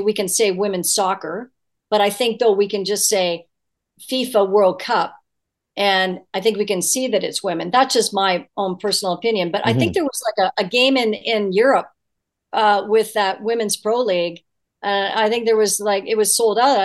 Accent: Guelph, Ontario, Canada; my hometown of Guelph, Ontario.

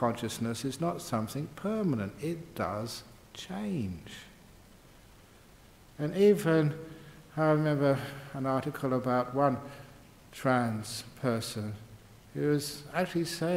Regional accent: England, United Kingdom; I grew up in England.

